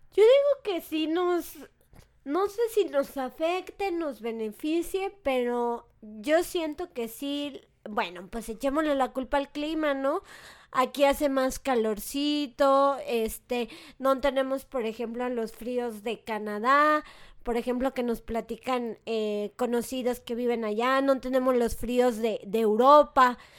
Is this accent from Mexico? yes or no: yes; Mexico; los mexicanos le tenemos miedo al vacío